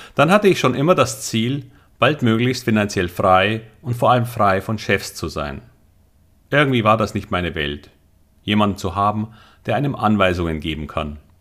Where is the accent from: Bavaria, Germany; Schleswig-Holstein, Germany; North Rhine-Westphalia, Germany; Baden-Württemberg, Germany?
Bavaria, Germany; Munich; Ich wollte, obwohl Münchner, immer am Wasser wohnen